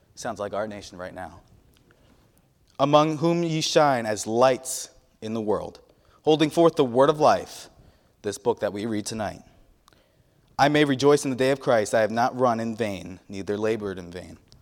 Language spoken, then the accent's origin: English; New York, United States; moved away; I'm from the Northeast